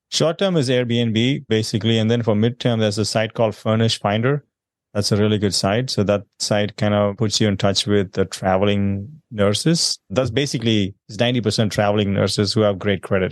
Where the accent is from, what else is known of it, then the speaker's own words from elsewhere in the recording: South India, India; moved away as an adult; now in United States; I'm originally from South India. I moved here about sixteen years ago.